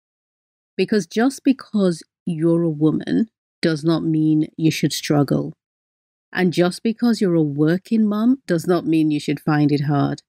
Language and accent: English; Nigeria; I'm Nigerian, so even though the instructions said 20 minutes, that Nigerian in me jumped out